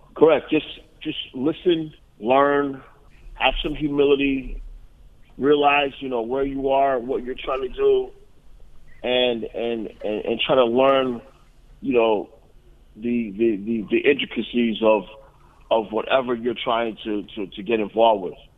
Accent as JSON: {"language": "English", "region": "Northeast", "country": "United States", "also_born_or_lived": "Columbus, Ohio", "said": "I'm from the Northeast"}